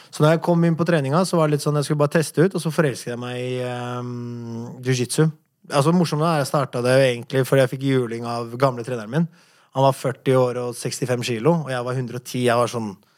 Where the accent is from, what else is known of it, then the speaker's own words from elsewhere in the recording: Oslo, Norway; Du må huske at jeg kom hit fra en borgerkrig. Jeg har gjort øh, Jeg har vært i visse situasjoner når jeg har vokst opp her i Oslo